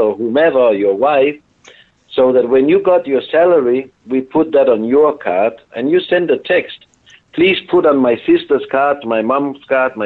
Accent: Denmark; I am from Denmark, but I am located in Spain this week

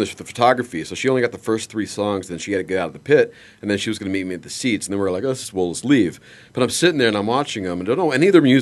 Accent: Canada; I am Canadian.

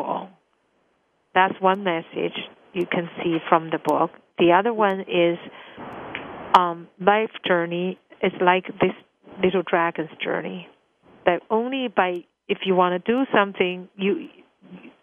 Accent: China; English is a second language; moved away as an adult; now in United States; when I grew up in China, in the east of this world

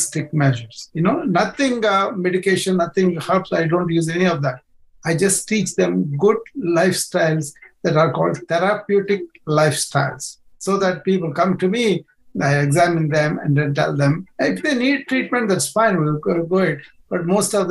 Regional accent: India; moved away as an adult; now in United States; I was born in India

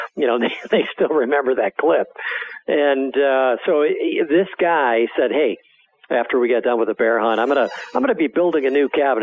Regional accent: Wisconsin, United States; When I grew up in Wisconsin as a as a farm kid

